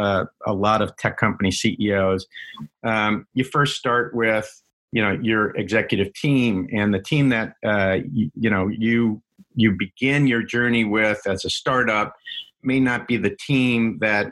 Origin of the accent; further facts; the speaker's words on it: New York, United States; also born or lived in Washington, D.C. / Boston; now in Seattle, United States; I grew up in New York originally, and then in D.C. Went to high school, and then spent 7 years in Boston